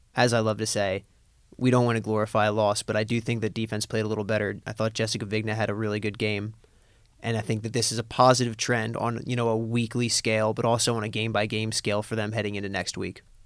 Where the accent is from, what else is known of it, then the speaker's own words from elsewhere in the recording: Lancaster, Pennsylvania, United States; my hometown of Lancaster, Pennsylvania